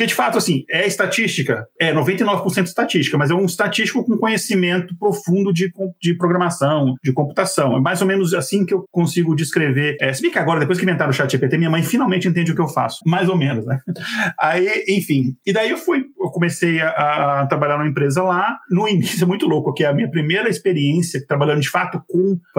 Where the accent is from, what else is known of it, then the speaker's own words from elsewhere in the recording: Brasília, Federal District, Brazil; moved away as an adult; now in São José dos Campos, Brazil; Dois meses depois, eu saí de Brasília, fui pro, pro interior de São Paulo, pra São José dos Campos, sem ter lugar pra morar, sem não conhecer ninguém, sem ter emprego.